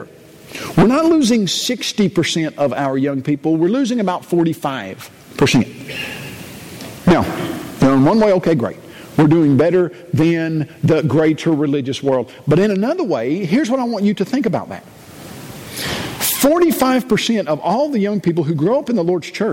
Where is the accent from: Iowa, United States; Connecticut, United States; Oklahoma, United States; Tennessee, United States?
Tennessee, United States; Columbia; grew up in Columbia, Tennessee